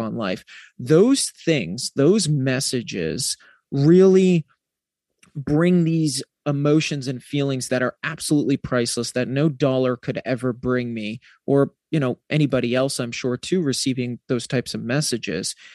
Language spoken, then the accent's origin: English; New England, United States; I'm from New England